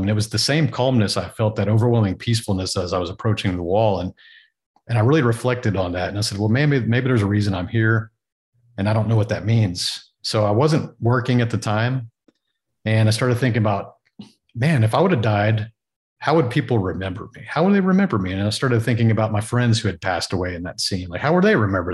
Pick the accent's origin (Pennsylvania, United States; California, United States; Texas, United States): Texas, United States; growing up in Texas